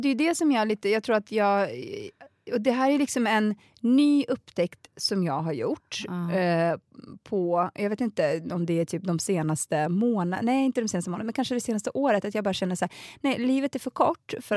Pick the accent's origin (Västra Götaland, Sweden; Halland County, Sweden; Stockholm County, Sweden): Stockholm County, Sweden; Botkyrka; jag är uppvuxen i Alby som är en jätteliten förort